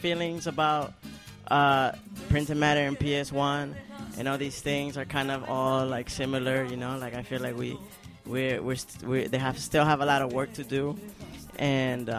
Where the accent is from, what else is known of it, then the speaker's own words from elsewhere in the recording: South Florida, United States; moved away; Jimena and I, we grew up in South Florida for a long time